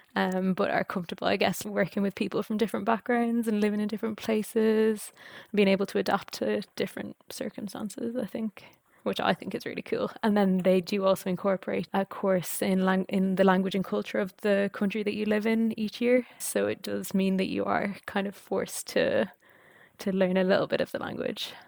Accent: Ireland; moved away as an adult; also born or lived in France / Edinburgh, United Kingdom; I'm Irish

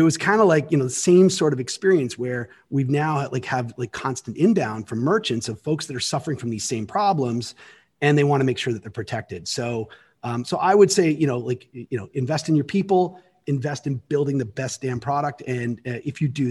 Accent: Canada; now in United States; As a Canadian, and I became an American citizen a while ago, so I now get to vote here

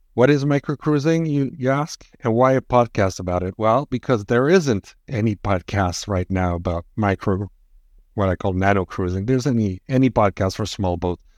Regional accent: Quebec, Canada; I'm from Quebec, not France

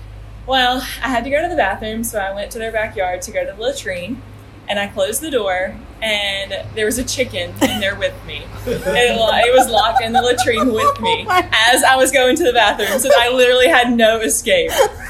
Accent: Georgia, United States; moved away as an adult; now in Nicaragua; I'm from Georgia, but I did not grow up on a farm. I did not grow up around animals.

